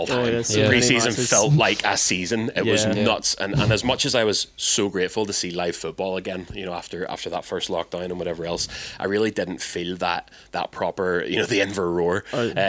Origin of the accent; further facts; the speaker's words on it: Larne, Northern Ireland, United Kingdom; it's my hometown